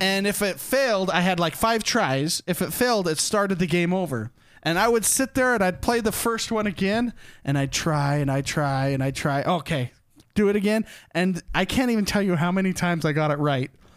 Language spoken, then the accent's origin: English; Utah, United States; I grew up in Utah